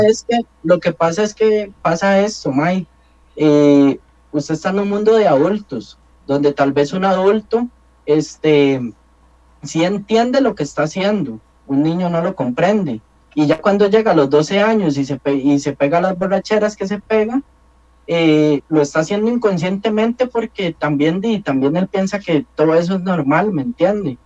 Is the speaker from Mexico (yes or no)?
no; La León XIII, San José, Costa Rica; crecí en un barrio marginal, muchos lo conocen, yo crecí en la León 13